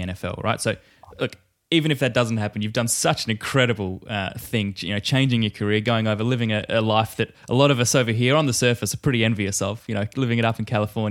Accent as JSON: {"language": "English", "country": "Australia", "said": "as an Australian football fan"}